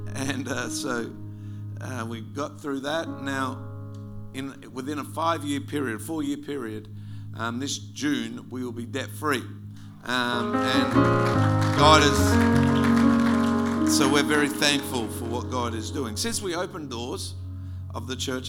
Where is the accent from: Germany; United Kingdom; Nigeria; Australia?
Australia; South Australia; moved away as an adult; also born or lived in Wewak, Papua New Guinea; now in Melbourne, Australia; South Australians don't like Victorians very much. In fact, we used to have this slogan called Kick a Vic